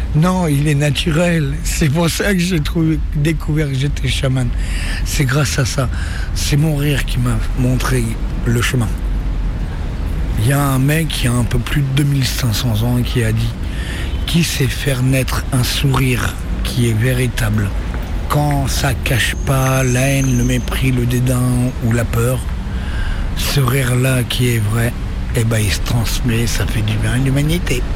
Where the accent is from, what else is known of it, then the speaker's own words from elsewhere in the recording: Le Havre, Normandy, France; moved away; also born or lived in Valmont / Pau / Lyon; Je suis né au Havre, j'étais à Valmont. Et ensuite, euh, je suis allé à Pau